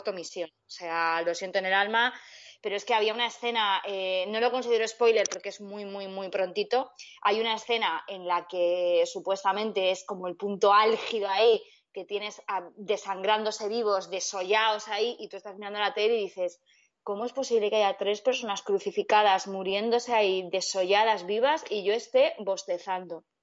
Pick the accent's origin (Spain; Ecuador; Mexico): Spain; yo soy española